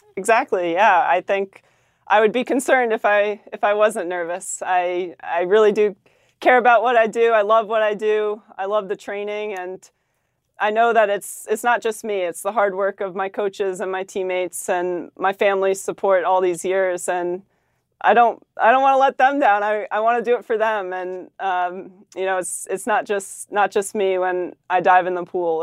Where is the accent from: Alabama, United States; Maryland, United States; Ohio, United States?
Maryland, United States; we're both from Maryland